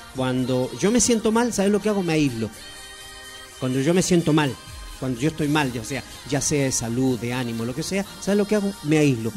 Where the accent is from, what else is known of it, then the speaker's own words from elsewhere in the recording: Neuquén, Argentina; also born or lived in Chile; yo nací en Chile, pero me vine muy jovencito y mis pagos, mi provincia adoptiva, soy neuquino por adopción